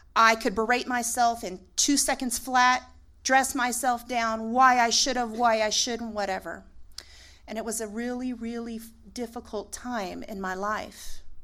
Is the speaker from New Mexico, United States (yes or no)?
yes; Aztec, New Mexico, United States; moved away; I called home, Northern New Mexico. I'm from Aztec.